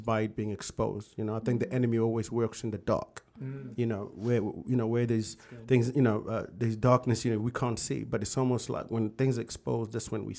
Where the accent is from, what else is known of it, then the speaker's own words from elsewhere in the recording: Zimbabwe; also born or lived in South Africa / United Kingdom; now in United States; growing up in Zimbabwe and living in South Africa